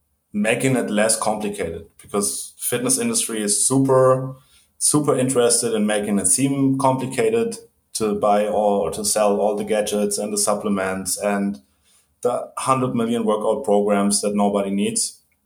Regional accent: Germany; English is a second language; moved away; I'm originally from Germany. When I was a kid, we moved around a lot.

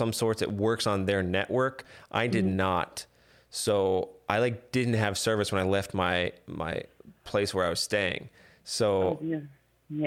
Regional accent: Miami, Florida, United States; I grew up in Miami

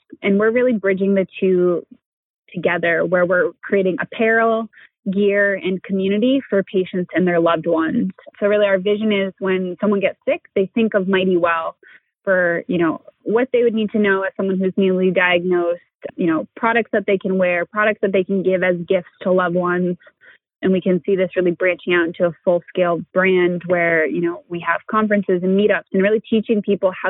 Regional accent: Rhode Island, United States; I grew up in Rhode Island

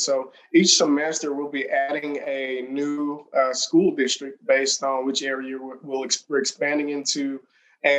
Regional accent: Mississippi, United States; moved away; also born or lived in Los Angeles / Kansas City; I saw growing up in Mississippi

